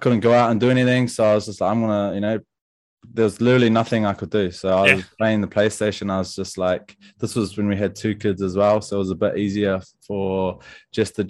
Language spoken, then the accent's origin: English; Wellington, New Zealand; I was obviously from Wellington